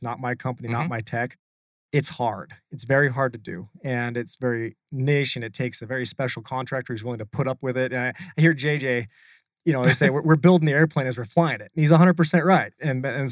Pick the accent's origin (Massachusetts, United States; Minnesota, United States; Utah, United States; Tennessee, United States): Utah, United States; moved away as an adult; also born or lived in California; now in Arizona, United States; I'm still from Utah. So I'm like the maybe top 10% of surfers from Utah